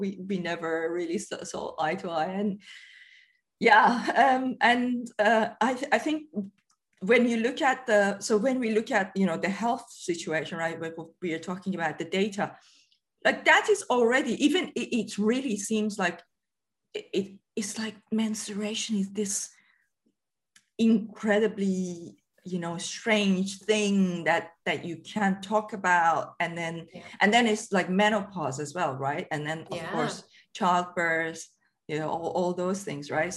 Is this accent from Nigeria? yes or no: no; Iran; moved away as an adult; now in United Kingdom; I lived in Iran until I was 23